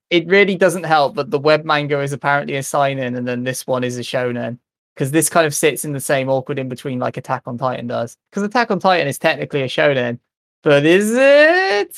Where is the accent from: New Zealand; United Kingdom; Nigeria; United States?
United Kingdom; I grew up in Britain